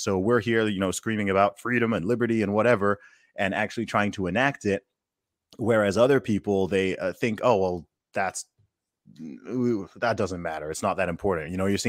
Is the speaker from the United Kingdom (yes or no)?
no; Saudi Arabia; when I grew up in Saudi, they had if you went to a restaurant, even a McDonald's, KFC, anything, they have two sections, right?